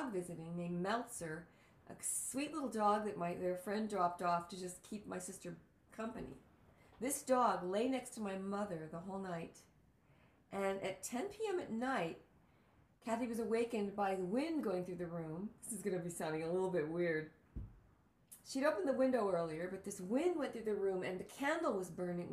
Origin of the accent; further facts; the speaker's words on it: New York, United States; also born or lived in El Paso, Texas; now in Los Angeles, United States; I'm from El Paso, Texas, and I grew up in New York